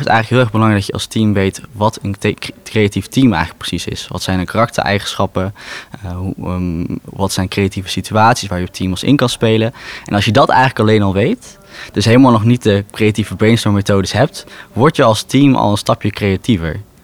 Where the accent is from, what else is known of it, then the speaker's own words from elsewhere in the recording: Raalte, Overijssel, Netherlands; moved away as an adult; now in Rotterdam, Netherlands; Geboren en getogen in Raalte